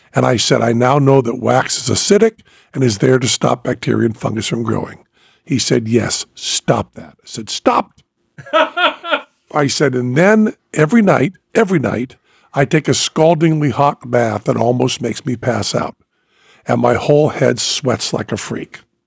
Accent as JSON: {"language": "English", "region": "Western Massachusetts", "country": "United States", "moved": "yes", "lives_now": "Las Vegas, United States", "said": "I was from Western Massachusetts."}